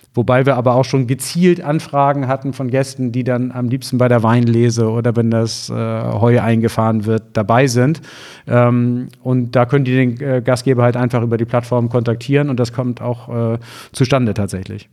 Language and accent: German; Germany; Ich bin südlich der Elbe aufgewachsen auf dem Dorf.